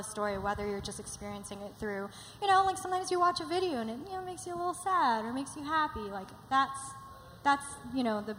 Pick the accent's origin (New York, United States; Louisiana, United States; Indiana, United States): New York, United States; I'm also biased because I grew up in New York.